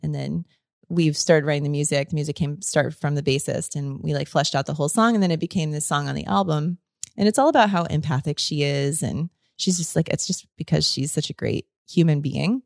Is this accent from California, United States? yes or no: no; Florida, United States; growing up in Florida